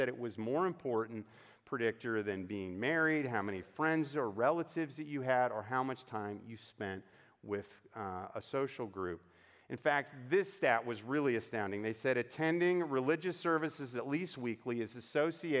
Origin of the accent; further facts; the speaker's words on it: United States; as Americans